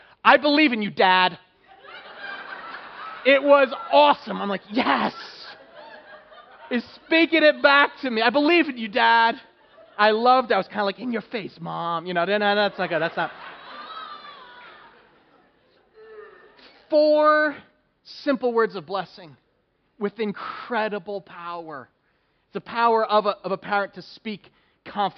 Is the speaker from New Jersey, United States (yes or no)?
yes; New Jersey, United States; Growing up in New Jersey